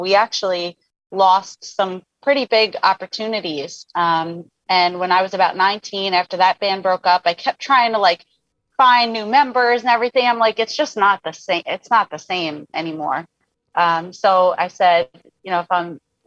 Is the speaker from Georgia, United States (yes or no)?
no; New York, United States; as a New Yorker